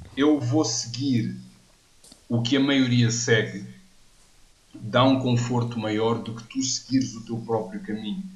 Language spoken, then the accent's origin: Portuguese; Odivelas, Portugal; eu não vivo muito longe de onde eu cresci, em Anivelas